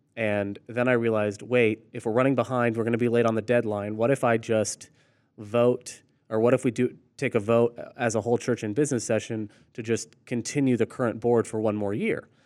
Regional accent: Orlando, Florida, United States; moved away as an adult; also born or lived in Chattanooga, Tennessee / Rock Hill, South Carolina; I grew up in Orlando, then go to Chattanooga, and then ended up in Rock Hill, South Carolina

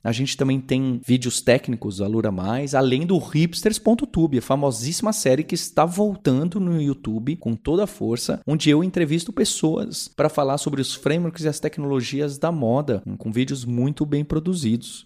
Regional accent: Brazil; não só como brasileiros e brasileiras

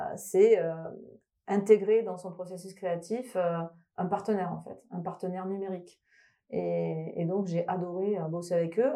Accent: Toulouse, Occitania, France; moved away; je viens de Toulouse, donc je suis toulousaine, peut peut-être entendre une petite sonorité dans, dans les intonations

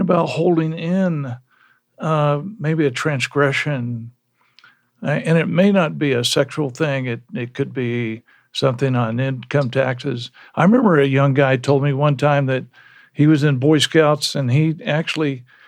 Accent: Lawrence, Kansas, United States; I was born in Lawrence. Uh, my dad was a KU, was a professor

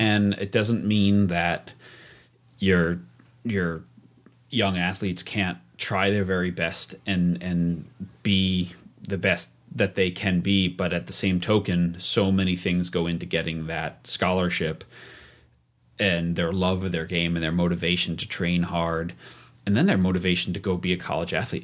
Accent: New York, United States; moved away as an adult; also born or lived in Vail, Colorado; I grew up in New York and went to college in New York City

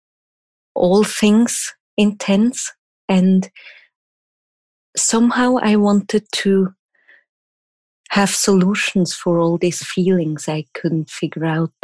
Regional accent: Switzerland; first language German; English is a second language; I'm from Switzerland and I'm German speaking native. So English is not my first language, obviously

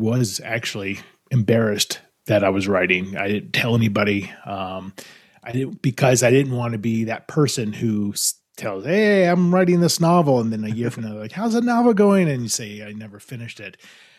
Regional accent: Los Angeles, California, United States; I grew up in Los Angeles and I went to school in New York and I studied hotel administration.

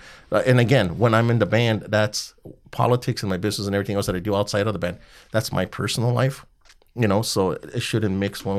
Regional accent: Montebello, California, United States; everybody knows we're from Montebello

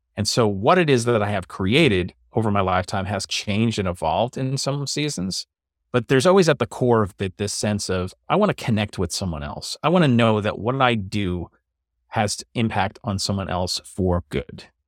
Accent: New York City, New York, United States; moved away as an adult; also born or lived in Long Island; now in New Jersey, United States; I grew up in New York and Staten Island, and I've pretty much stayed around this area. I was on Staten Island for most of my life

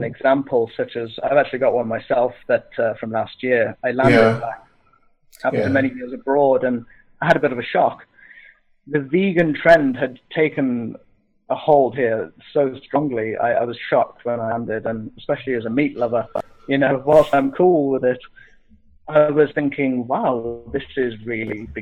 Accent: Scotland, United Kingdom; I'm a Scottish heathen

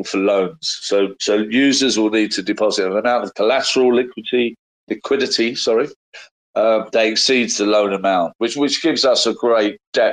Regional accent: London, United Kingdom; as a Londoner

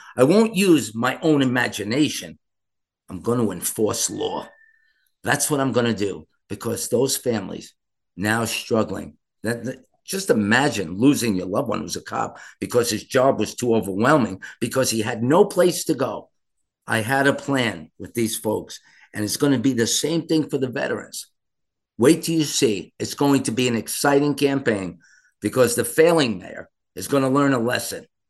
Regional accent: New York City, New York, United States; me speaking as a New Yorker

